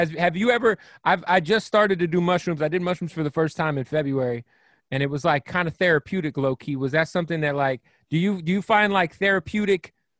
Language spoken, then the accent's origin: English; Phoenix, Arizona, United States; I'm from Phoenix